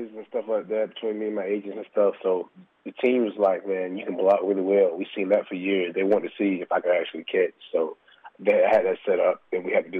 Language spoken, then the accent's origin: English; Fitzgerald, Georgia, United States; moved away as an adult; also born or lived in Kansas / North Carolina; All right, originally, man, I'm from Fitzgerald, Georgia, man. Went to Fitzgerald High School